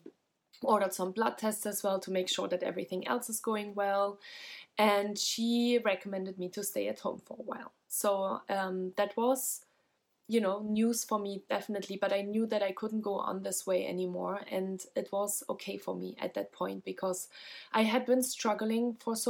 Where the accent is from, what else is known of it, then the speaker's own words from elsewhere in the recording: Germany; I'm from Germany as well